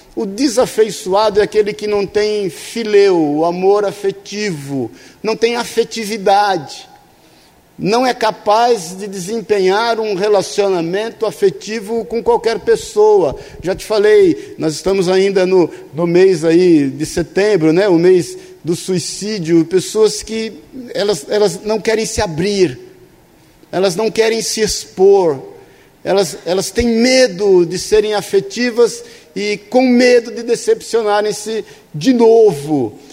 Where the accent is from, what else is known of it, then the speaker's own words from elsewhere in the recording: São Paulo, Brazil; ali no bairro do Limão, onde eu nasci, na Vila Santa Maria